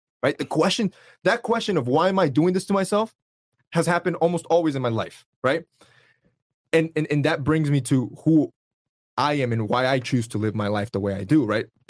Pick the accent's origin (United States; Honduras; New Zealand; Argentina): Honduras; I'm from Honduras.